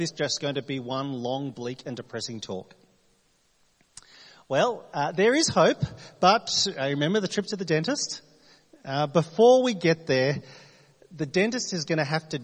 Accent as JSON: {"language": "English", "region": "New South Wales", "country": "Australia", "moved": "yes", "lives_now": "Adelaide, Australia", "said": "I'm from New South Wales"}